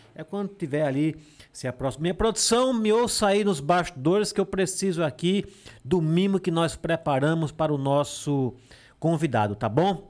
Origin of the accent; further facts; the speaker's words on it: Serra da Jurema, Alagoas, Brazil; now in Delmiro Gouveia, Brazil; eu moro em Delmiro. Mas eu sou da Serra da Jurema